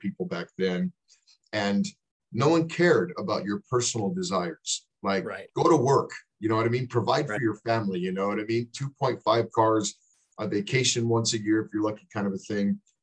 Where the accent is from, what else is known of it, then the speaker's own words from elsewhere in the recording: El Paso, Texas, United States; now in North Dakota, United States; we grew up in El Paso, Texas together